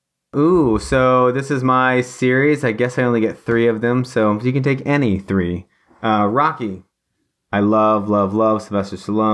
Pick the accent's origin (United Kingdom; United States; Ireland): United Kingdom; England; I'm sorry, I'm English.